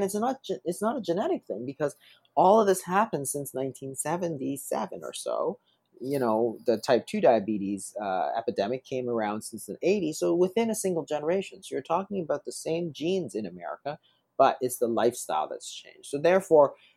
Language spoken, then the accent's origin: English; Toronto, Ontario, Canada; I grew up in Toronto.